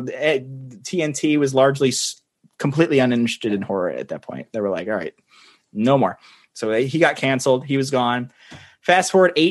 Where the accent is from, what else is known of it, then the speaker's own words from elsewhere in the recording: Kansas City, United States; I was born in Kansas City